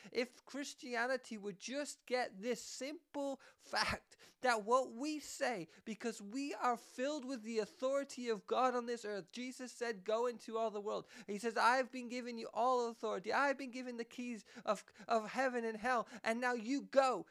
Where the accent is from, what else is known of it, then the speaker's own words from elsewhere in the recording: Canada; I am Canadian